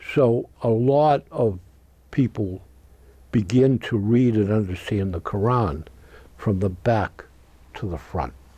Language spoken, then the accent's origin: English; United States; As an American citizen